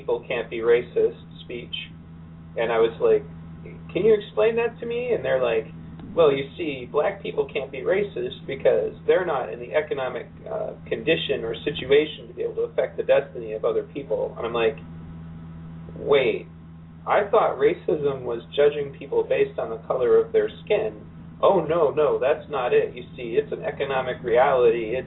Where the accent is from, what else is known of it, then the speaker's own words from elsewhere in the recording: Pontiac, Michigan, United States; growing up in Pontiac